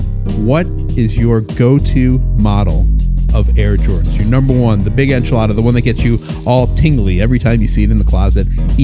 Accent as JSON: {"language": "English", "town": "Chicago", "region": "Illinois", "country": "United States", "tie": "born or raised there", "said": "I'm a Chicago kid."}